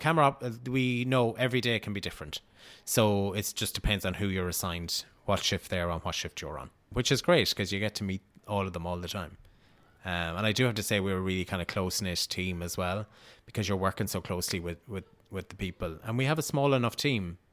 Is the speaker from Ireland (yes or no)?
yes; Riverstown, Connacht, Ireland; moved away; I'm from Sligo